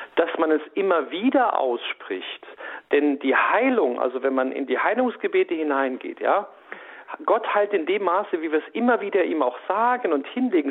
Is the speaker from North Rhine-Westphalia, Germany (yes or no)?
no; Saarland, Germany; also born or lived in Saarbrücken; ich wohne ja in Saarbrücken, ich bin auch Saarländer